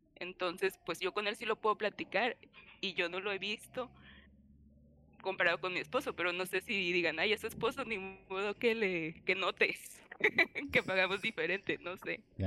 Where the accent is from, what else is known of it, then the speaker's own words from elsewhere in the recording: Colima, Mexico; also born or lived in Cuernavaca; después de cinco años lejos de mi tierra, dije, no, ya es momento de regresar. Y fue cuando regresé a Colima